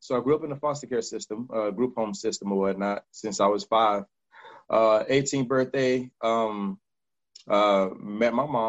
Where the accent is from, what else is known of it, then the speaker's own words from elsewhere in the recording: Kansas City, Missouri, United States; also born or lived in Miami; now in Los Angeles, United States; I'm from Kansas City. I'm from Miami Dade. And I stay in California, Los Angeles, California.